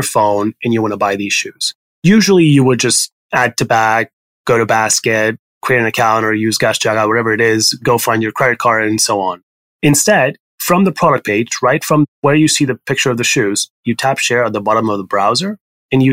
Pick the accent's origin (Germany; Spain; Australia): Spain; Barcelona, Catalonia; English is a second language; moved away as an adult; also born or lived in Paris, France / California, United States; now in New York, United States; I'm Spanish. I was born in Barcelona in Spain, and then I grew up sort of between Barcelona and Paris.